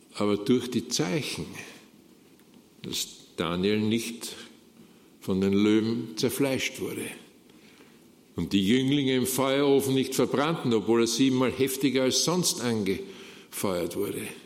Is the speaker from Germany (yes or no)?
no; Austria; wie das bei uns in Österreich heißt